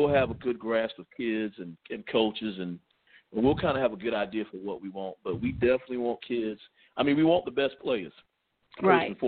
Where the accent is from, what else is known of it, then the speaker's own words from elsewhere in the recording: Bamberg, South Carolina, United States; Uh, I'm {S3} from Bamberg {S5} originally. Played college ball at Presbyterian College